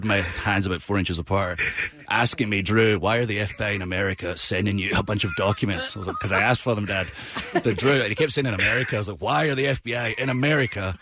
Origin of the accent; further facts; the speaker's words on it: Scotland, United Kingdom; I was the first ever Scotsman signed